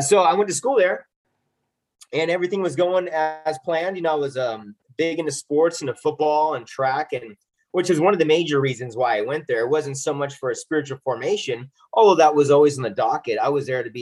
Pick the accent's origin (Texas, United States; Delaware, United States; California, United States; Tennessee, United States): California, United States; Southern; I grew up in Southern California